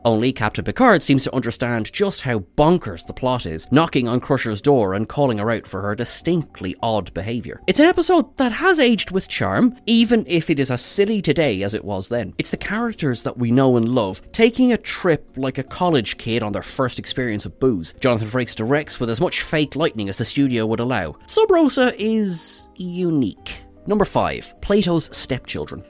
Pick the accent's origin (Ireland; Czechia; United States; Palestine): Ireland; accent: Irish; I'm an Irish man